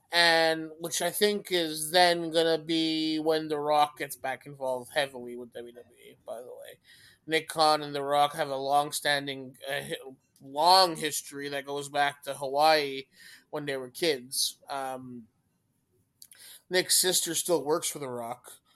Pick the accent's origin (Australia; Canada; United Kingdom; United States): Canada; I'm Canadian